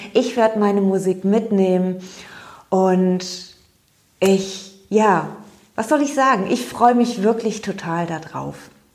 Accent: Cologne, North Rhine-Westphalia, Germany; Ich bin Kölnerin

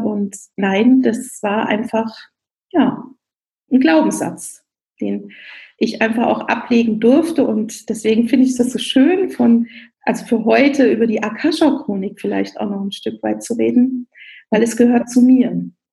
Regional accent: Rhineland, Germany; moved away as an adult; also born or lived in Bavaria (near Augsburg); now in Augsburg, Germany; Ich bin eigentlich gebürtige Rheinländerin und mit Herz auch noch Rheinländerin

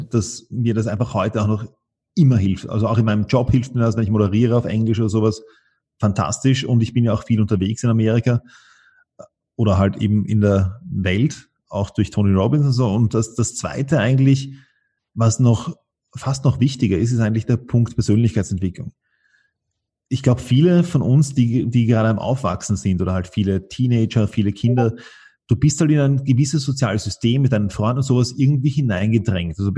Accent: Vienna, Austria; Also ähm, beides. Wir hatten ein Haus am Land und ich war auch eine Zeit, also ich war, einen Teil meiner Schulkarriere war ich in Wien, einen Teil meiner Schulkarriere war ich am Land draußen.

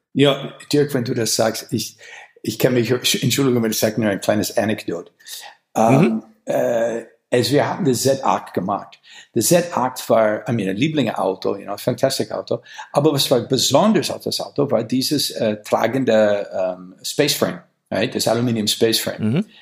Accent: Wisconsin, United States; German is a second language; moved away; ich komme aus Wisconsin

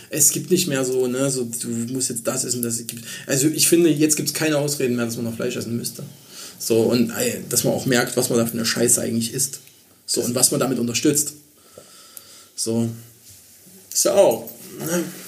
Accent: Germany; als Deutscher

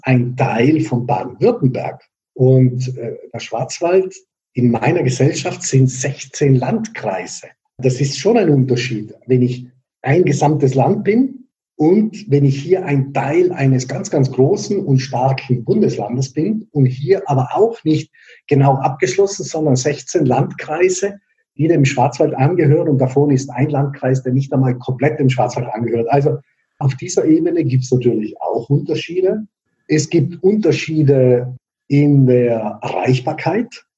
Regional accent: Bolzano, Trentino-Alto Adige, Italy; moved away as an adult; now in Freiburg, Germany; aus der Stadt, aus der ich komme, aus Bozen

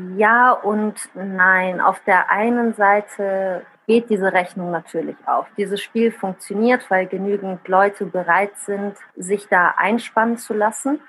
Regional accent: Bad Honnef, North Rhine-Westphalia, Germany; first language Italian; German is a second language; also born or lived in southern Italy / Bonn; Ich bin in Bad Tonnef am Rhein geboren, also hier auf der anderen Rheinseite

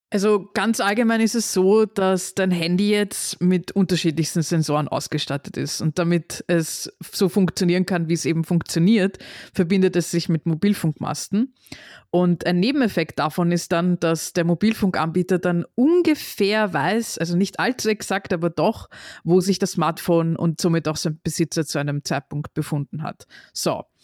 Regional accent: Austria

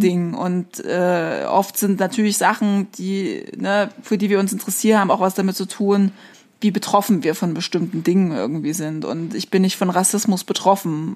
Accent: East Germany, Germany; ich komme halt aus Ostdeutschland

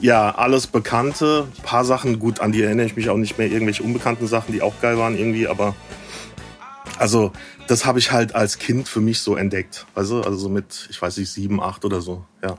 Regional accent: near Aschaffenburg, Bavaria, Germany; moved away as an adult; also born or lived in Frankfurt; now in Berlin, Germany; ich komme aus der Ecke, ähm, oh, so ein bisschen dörflicher Aschaffenburg die Ecke.

